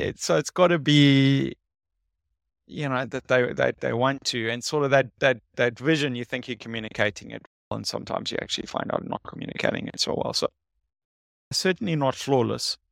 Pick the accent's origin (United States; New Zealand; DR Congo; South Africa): South Africa; I'm from South Africa.